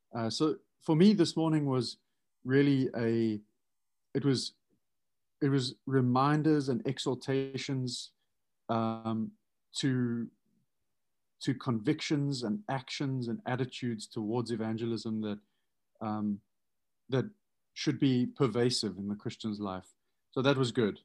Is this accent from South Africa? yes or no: yes; South Africa; now in United States; as a South African coming